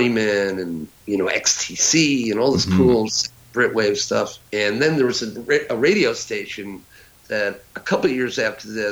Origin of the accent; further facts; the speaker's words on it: Huntington, New York, United States; where I lived, I'm from Huntington, Long Island